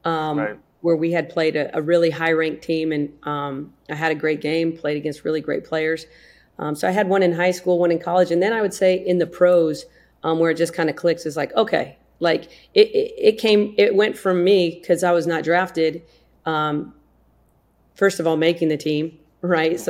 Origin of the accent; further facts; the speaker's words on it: South Dakota, United States; I grew up in South Dakota.